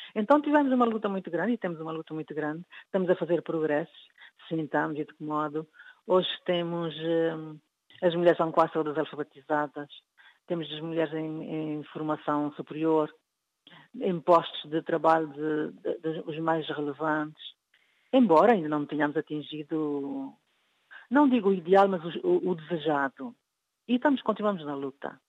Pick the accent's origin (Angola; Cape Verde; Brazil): Cape Verde; sou de Cabo Verde